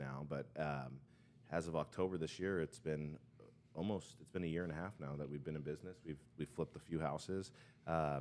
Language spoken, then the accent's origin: English; Southern California, United States; also born or lived in Chicago; I grew up here in Southern California